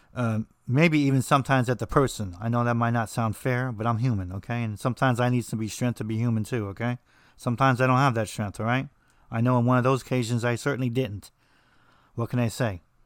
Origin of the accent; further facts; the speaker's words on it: New Jersey, United States; I'm from New Jersey